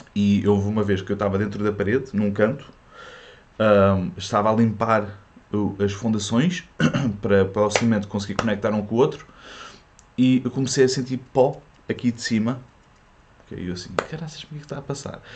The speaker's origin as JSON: {"language": "Portuguese", "country": "Portugal", "tie": "born or raised there", "also_born_or_lived": "France", "first_language": "French", "second_language": "Portuguese", "said": "os meus pais eram imigrantes em França e, e eu fiquei. Eu, a minha primeira língua foi francês e eles voltaram para Portugal uh, quando eu tinha 7 anos"}